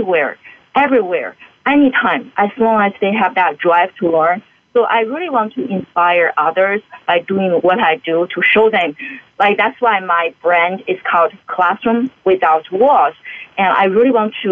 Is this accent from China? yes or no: yes; China; moved away; I grew up in China and I received a very traditional education training